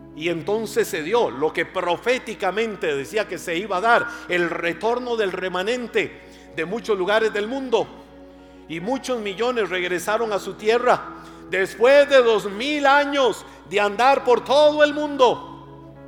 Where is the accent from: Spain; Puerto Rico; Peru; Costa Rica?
Costa Rica; Yo soy más tico que el gallo pinto